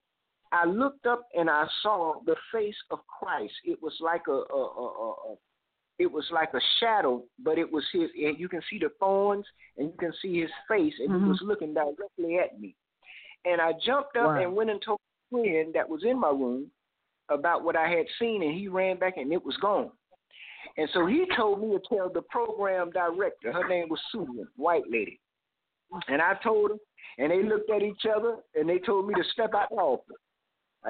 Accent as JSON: {"language": "English", "town": "Miami", "region": "Florida", "country": "United States", "tie": "born or raised there", "said": "I grew up in Miami, Florida"}